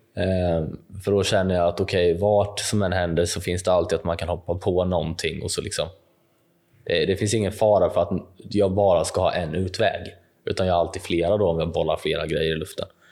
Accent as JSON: {"language": "Swedish", "town": "Jönköping", "region": "Jönköping County", "country": "Sweden", "tie": "born or raised there", "said": "min hemstad, säkert Jönköping"}